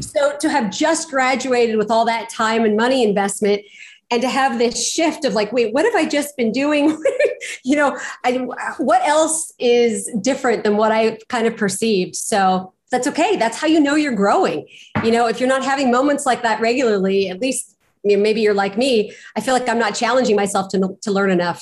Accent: Pasadena, California, United States; I was born and raised in Pasadena, California

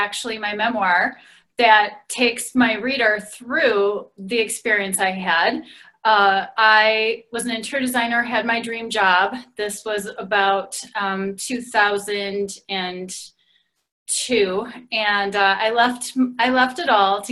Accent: Detroit, Michigan, United States; I am from Detroit

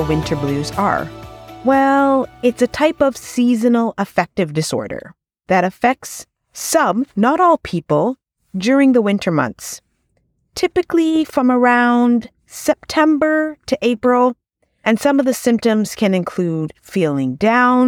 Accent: Ontario, Canada; I'm from Ontario, Canada

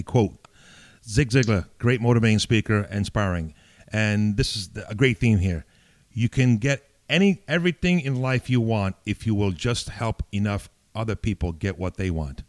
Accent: New York City, New York, United States; also born or lived in Italy; now in Valley Stream, United States; I came from Italy too as a little boy off the boat. I came out really off the boat and raised in the Bronx, Arthur Avenue, Bellman Avenue in the Bronx

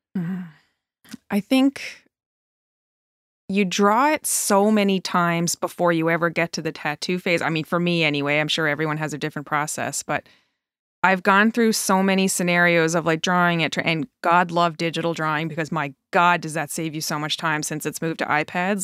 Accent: Newfoundland and Labrador, Canada; moved away as an adult; now in Truro, Canada; And I'm from Newfoundland originally.

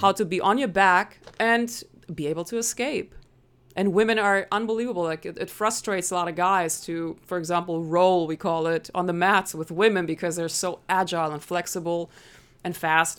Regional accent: Germany; English is a second language; moved away as an adult; now in United States; so I'm originally from Germany. That's why I sometimes sound a little funny.

